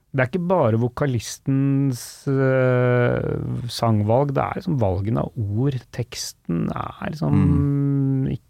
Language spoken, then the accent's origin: Norwegian; Norway; first language Norwegian; Jeg skjønner jo ikke engelsk så godt. Oppvokst som er i, i Norge, det er norsk som er mitt morsmål.